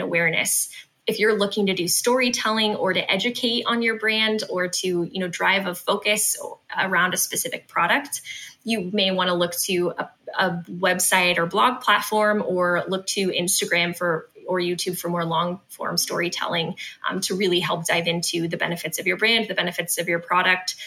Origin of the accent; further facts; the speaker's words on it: West Coast, United States; I'm from the West Coast